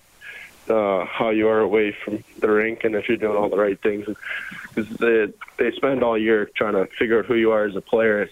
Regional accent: Canada; growing up as a Canadian kid

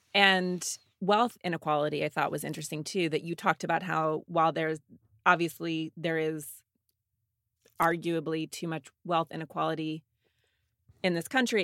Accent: Montana, United States; I grew up in Montana

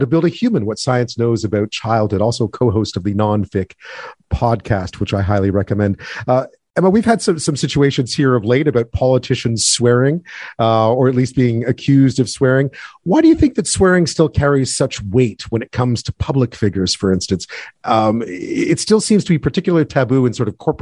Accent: Quebec, Canada; I grew up in Quebec, speaking English and French

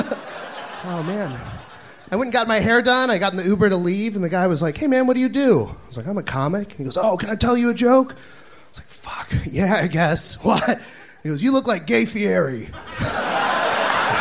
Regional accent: Southlake, Texas, United States; South Lake, like Fort Worth area, North Texas

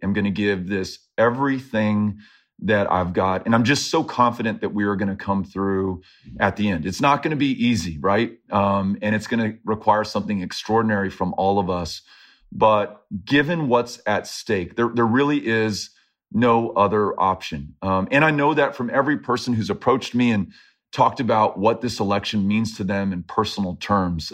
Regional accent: El Paso, Texas, United States; all of these folks in El Paso who I love and I've grown up with and have supported me and I've supported them, um, you know, here in my hometown

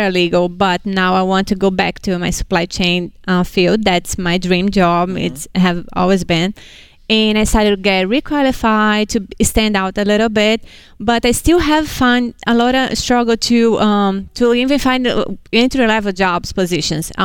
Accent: Hudson, Massachusetts, United States; Hudson, Massachusetts

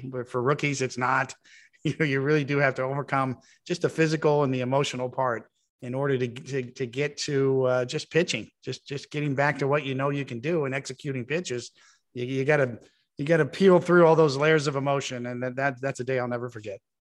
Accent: Kansas City, Missouri, United States; It was my hometown in Kansas City at Royal Stadium, the place I grew up going to.

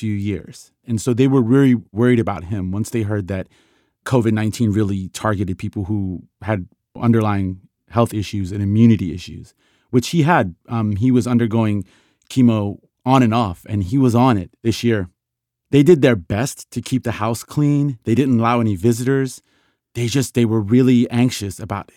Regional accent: Tehran, Tehran Province, Iran; now in Rockville, United States; I live in Rockville, Maryland, but I was born in Iran, Tehran, Iran.

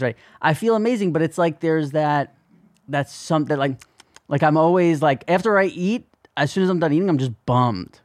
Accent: New Jersey, United States; growing up in New Jersey

